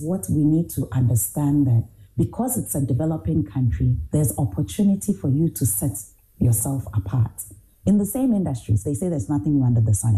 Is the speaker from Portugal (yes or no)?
no; Ghana; moved away as an adult; also born or lived in Ohio; I'm Ghanaian